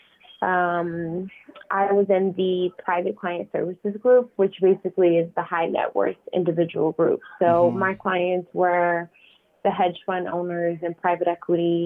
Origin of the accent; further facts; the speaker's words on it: Long Island, New York, United States; also born or lived in Brooklyn; I'm from Brooklyn. I was born in Brooklyn, but I was actually raised in Long Island